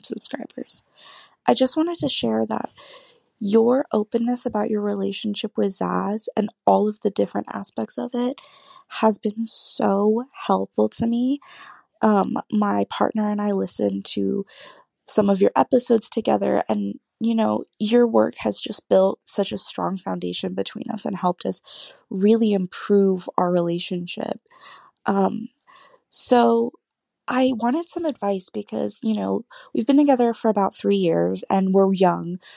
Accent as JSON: {"language": "English", "region": "California", "country": "United States", "said": "I'm 21. I'm from California"}